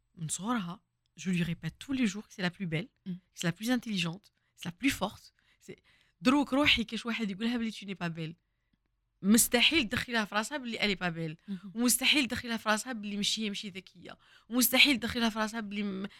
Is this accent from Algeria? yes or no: yes; Oran, Oran Province, Algeria; وين كبرت كنا نسكنوا في الكرمه